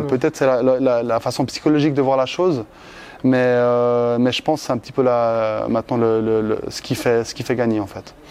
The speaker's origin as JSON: {"language": "French", "country": "Switzerland", "said": "chez moi en Suisse"}